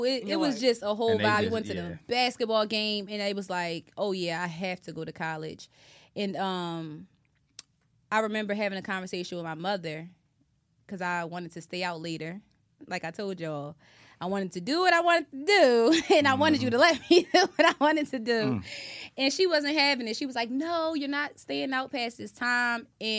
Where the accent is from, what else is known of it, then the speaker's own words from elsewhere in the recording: Atlantic City, New Jersey, United States; also born or lived in Pennsylvania; I'm from Atlantic City, New Jersey. I grew up back Maryland. That is the hood. And I rep my hood.